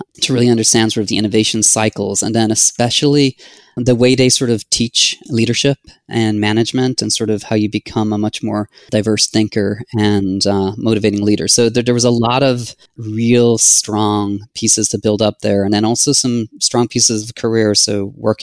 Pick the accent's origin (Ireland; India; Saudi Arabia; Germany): Ireland; moved away as an adult; also born or lived in San Diego; now in United States; I'm originally from Ireland.